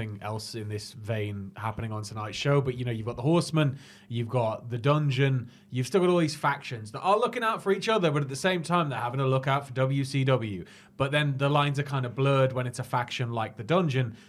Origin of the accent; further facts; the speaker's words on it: the Northeast, North East England, United Kingdom; I was born in the Northeast